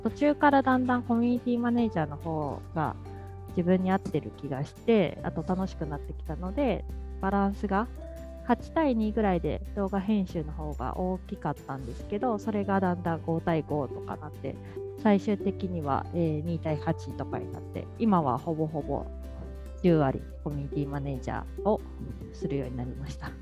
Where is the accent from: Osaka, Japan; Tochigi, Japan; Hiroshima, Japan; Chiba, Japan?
Osaka, Japan; moved away as an adult; also born or lived in Tokyo; now in Okinawa, Japan; 大阪生まれの大阪育ちで